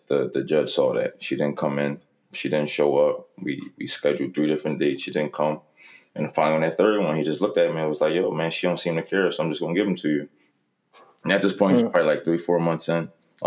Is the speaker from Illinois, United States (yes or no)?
no; Philadelphia, Pennsylvania, United States; North Philly, best part of Philly